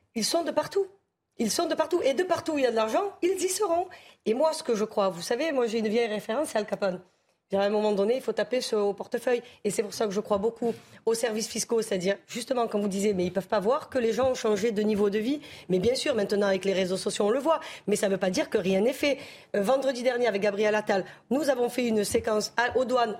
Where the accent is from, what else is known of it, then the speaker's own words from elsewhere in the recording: Marseille, Provence-Alpes-Côte d'Azur, France; je suis marseillaise, je suis née moi sur le, sur le Vieux-Port, donc sur les docks